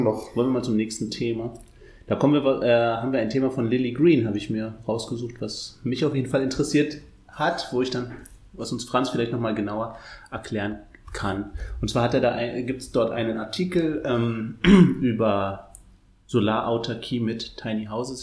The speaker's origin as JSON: {"language": "German", "region": "Berlin", "country": "Germany", "said": "ignoranter Berliner"}